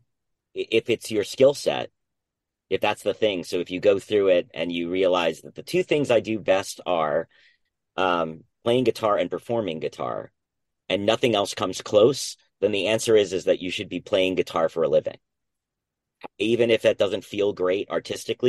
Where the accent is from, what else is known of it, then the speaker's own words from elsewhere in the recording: New Jersey, United States; I was born and raised in New Jersey